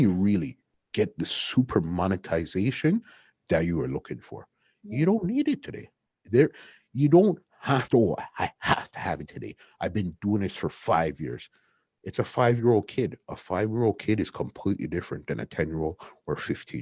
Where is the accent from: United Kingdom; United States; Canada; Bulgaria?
Canada; us being from Canada